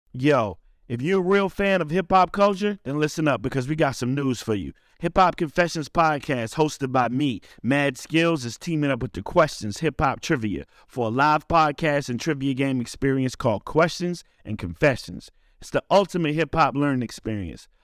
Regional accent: Richmond, Virginia, United States; my hometown, Richmond, Virginia

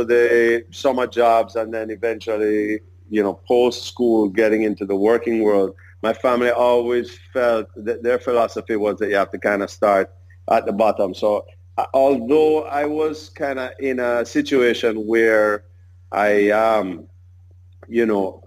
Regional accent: Jamaica; I was born in Jamaica in 1974

